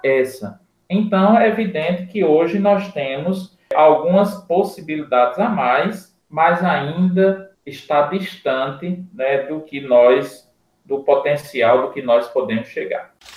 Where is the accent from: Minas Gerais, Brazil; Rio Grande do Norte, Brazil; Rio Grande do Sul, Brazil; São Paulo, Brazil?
Rio Grande do Norte, Brazil; Seridó; Eu sou de uma região do CEDOR hoje bem servida